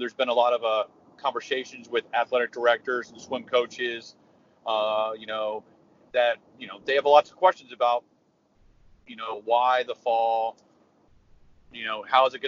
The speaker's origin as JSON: {"language": "English", "town": "San Antonio", "region": "Texas", "country": "United States", "tie": "born or raised there", "said": "I actually grew up in San Antonio, so I'm from San Antonio"}